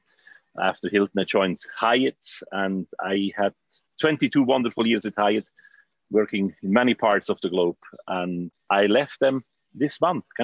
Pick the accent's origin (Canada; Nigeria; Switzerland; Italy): Switzerland; I grew up in Switzerland.